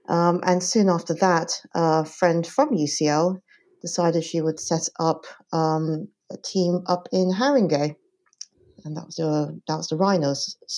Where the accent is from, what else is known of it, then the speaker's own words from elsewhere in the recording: Hong Kong; moved away as an adult; also born or lived in United States; now in London, United Kingdom; I grew up in Hong Kong by way of background